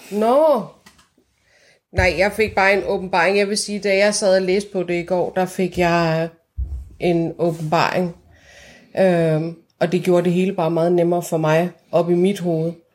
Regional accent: Iran; now in Denmark; jeg var fra Iran, og jeg talte farsi med ham

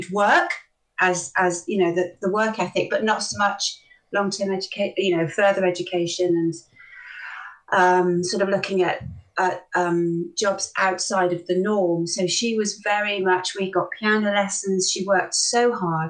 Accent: Bristol, South West England, United Kingdom; I was born in Bristol. Bristol born and bred, as were my parents

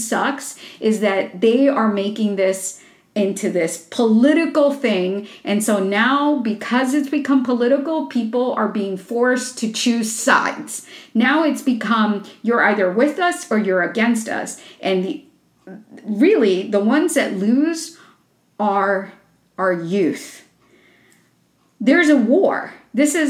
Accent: Florida, United States; my home state of Florida

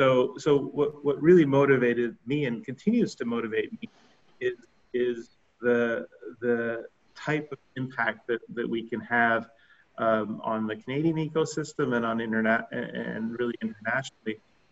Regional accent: Colombia; also born or lived in Philippines; Growing up in South America and Colombia and in Asia and the Philippines, I guess it's shaped me in a couple of different ways.

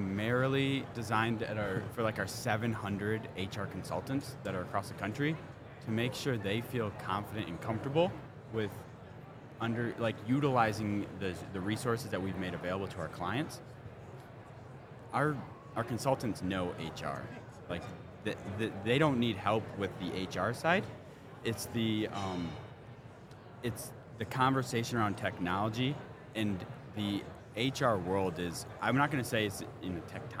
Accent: Detroit, Michigan, United States; I'm from Detroit

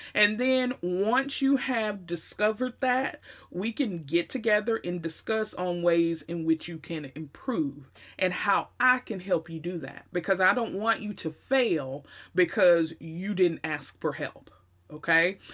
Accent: the South, United States; accent: Southern twang, Southern drawl; they always talked about our accents here in the South. The Southern twang and the Southern drawl was very, very real.

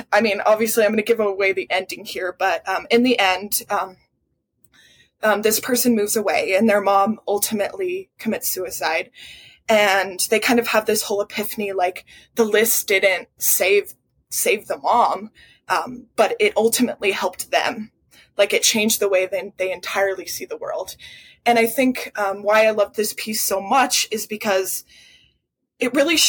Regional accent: Wyoming, United States; born or raised there

